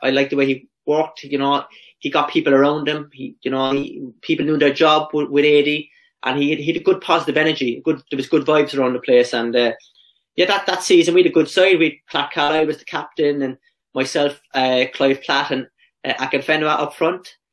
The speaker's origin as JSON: {"language": "English", "country": "Ireland", "also_born_or_lived": "England", "moved": "yes", "lives_now": "Australia", "said": "as Irish players"}